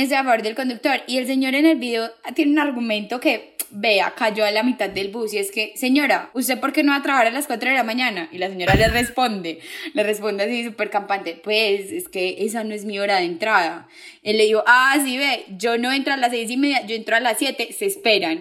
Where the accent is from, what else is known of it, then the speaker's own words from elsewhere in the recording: Paisa, Antioquia, Colombia; como gran paisa